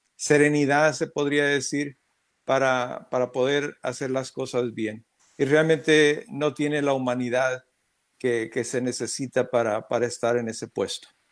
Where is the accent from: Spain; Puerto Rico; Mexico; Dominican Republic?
Mexico; now in United States; como mexicano